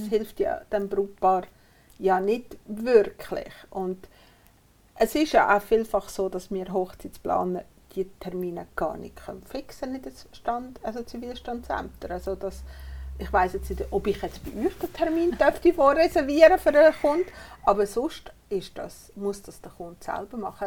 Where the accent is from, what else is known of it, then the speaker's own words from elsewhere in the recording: Uri, Switzerland; Ich bin im Kanton Uri aufgewachsen